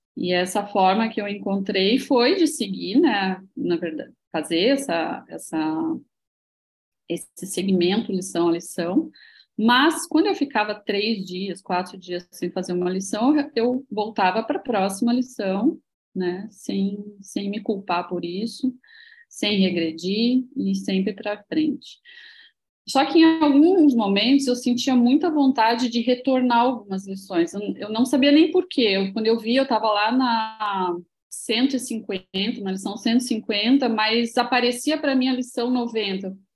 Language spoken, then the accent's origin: Portuguese; Santa Maria, Rio Grande do Sul, Brazil; moved away as an adult; now in Florianópolis, Brazil; É, eu não sou daqui, eu sou gaúcha. Sou gaúcha de Santa uhum. Maria, Rio Grande do Sul